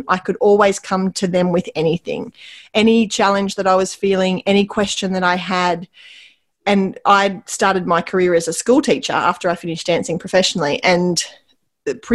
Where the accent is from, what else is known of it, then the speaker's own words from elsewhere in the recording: Wauchope, New South Wales, Australia; now in Port Macquarie, Australia; I grew up in Wauchope, which is near where I live now. I live in Port Macquarie.